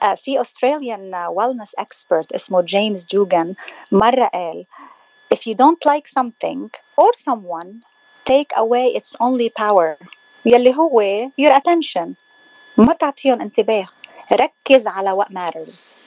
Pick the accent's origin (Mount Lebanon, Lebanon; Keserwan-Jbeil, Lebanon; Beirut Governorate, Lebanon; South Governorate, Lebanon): Mount Lebanon, Lebanon; Hammana; moved away; لبنانيه آه، من منطقة بالجبل اسمها حمانة